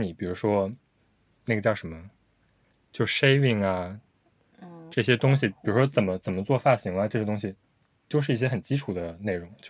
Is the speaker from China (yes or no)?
yes; China; now in Tokyo, Japan; 因为我从国内刚来的时候，比如说 Sense 没有说差到不跟这个城市格格不入的感觉，